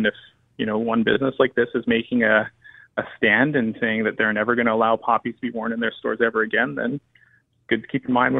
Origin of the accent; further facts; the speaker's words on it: Canada; it starts to erode our culture as Canadians if they're starting to dictate what we are and aren't allowed to wear as Canadians go to work.